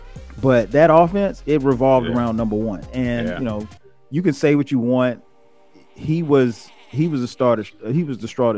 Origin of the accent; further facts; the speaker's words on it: South Carolina, United States; I'm from South Carolina